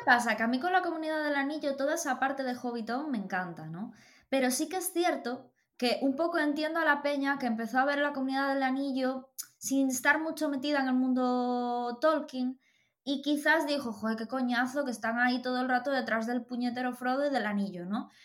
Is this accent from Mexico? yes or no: no; Galicia, Spain; soy muy gallega